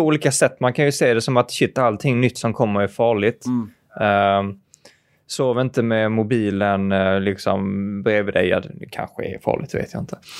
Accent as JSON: {"language": "Swedish", "town": "Malmö", "region": "Skåne", "country": "Sweden", "said": "jag kommer ju från, eh, från Malmö"}